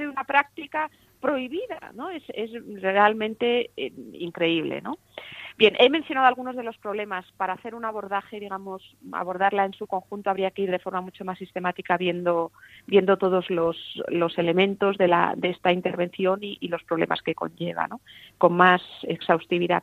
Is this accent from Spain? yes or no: yes; Spain